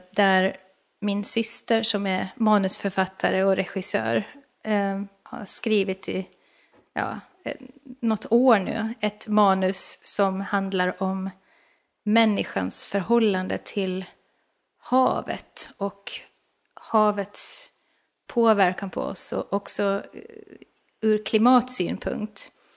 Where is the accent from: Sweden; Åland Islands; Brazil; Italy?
Åland Islands; jag är ju själv från Åland